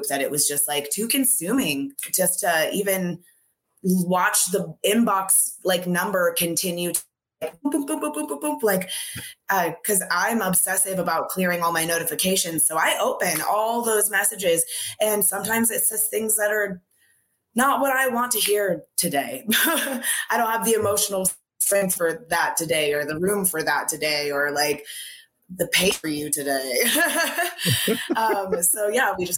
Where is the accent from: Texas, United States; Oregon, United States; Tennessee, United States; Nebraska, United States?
Oregon, United States; Gresham; I grew up in like the outer skirts, like Gresham